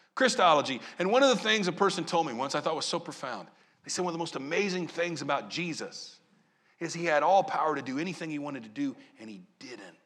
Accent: Southern Illinois, United States; moved away; also born or lived in Maryland; I grew up in Southern Illinois.

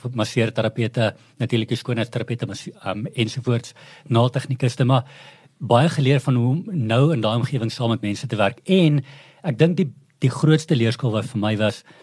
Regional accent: Klerksdorp, North West, South Africa; also born or lived in Potchefstroom; ek is 'n ou Klerksdorper, so ek's 'n ou mielieboer

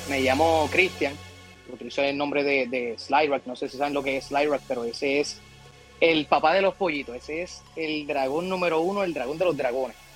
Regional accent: Puerto Rico; yo soy de aquí, de Calle

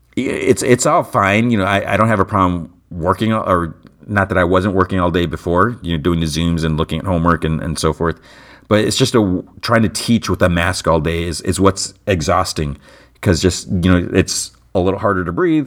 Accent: United States; I was born in the United States

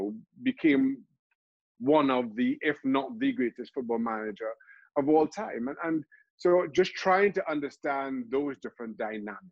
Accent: Trinidad & Tobago; I grew up in Trinidad and Tobago. I'm from a small country

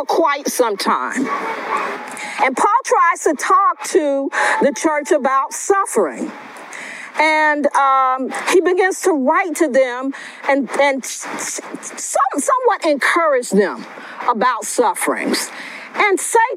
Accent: West Palm Beach, Florida, United States; I'm a native of West Palm Beach, Florida

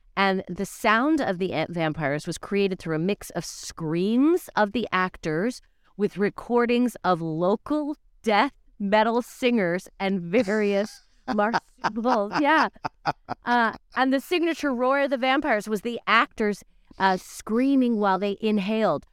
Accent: Canada; As a Canadian

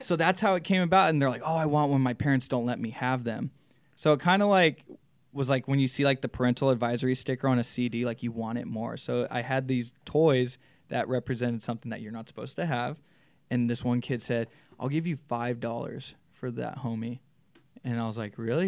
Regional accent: Chino Hills, California, United States; I grew up in Chino Hills

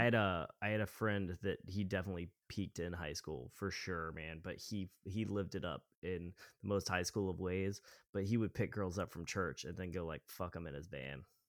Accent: town on I-75 south past Macon, Georgia, United States; you driving to Florida, you drove through my hometown

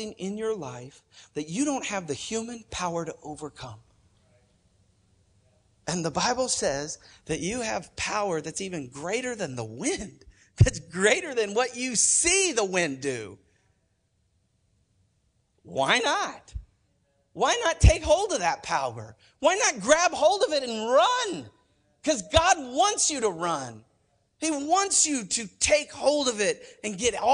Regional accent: Oklahoma, United States; I'm from Oklahoma

